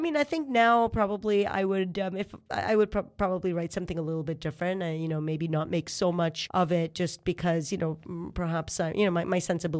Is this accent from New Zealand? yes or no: no; Israel; I was raised in Israel.